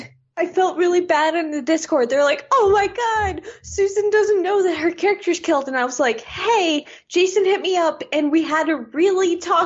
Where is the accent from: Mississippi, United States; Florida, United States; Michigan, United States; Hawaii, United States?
Florida, United States; I am from Florida.